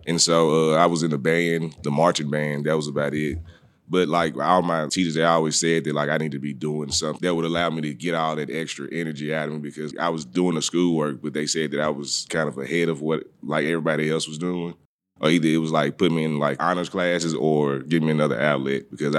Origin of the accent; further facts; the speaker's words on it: Jackson, Mississippi, United States; I grew up in Jackson, Mississippi.